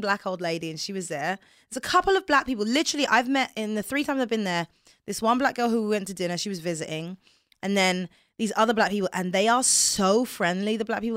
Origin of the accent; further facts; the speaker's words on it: England, United Kingdom; accent: English; moved away; growing up in England